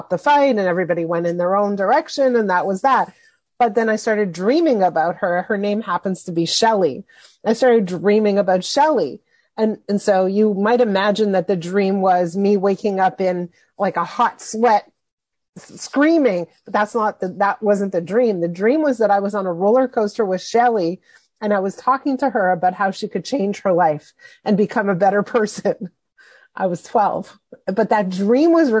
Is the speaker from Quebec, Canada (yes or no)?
yes; Montreal, Quebec, Canada; I was 12 years old. And I grew up in Montreal.